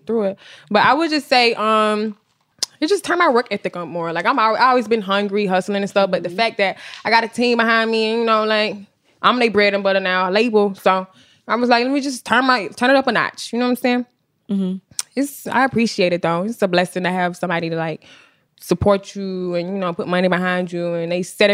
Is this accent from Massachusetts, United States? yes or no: no; Milledgeville, Georgia, United States; now in Atlanta, United States; Small town, Milledgeville, Georgia